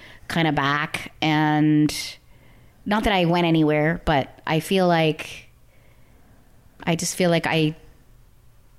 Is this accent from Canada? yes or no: yes; Canada; moved away as an adult; now in Los Angeles, United States; as a Canadian